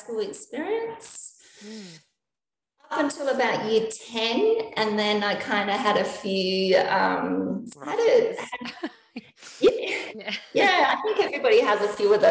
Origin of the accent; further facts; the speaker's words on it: Adelaide, South Australia, Australia; also born or lived in Elizabeth, South Australia / Hillbank, South Australia; now in Melbourne, Australia; I'm actually not from Melbourne, so I'm from Adelaide. So I was born in the Lyell McEwen Hospital, which is in Elizabeth in South Australia.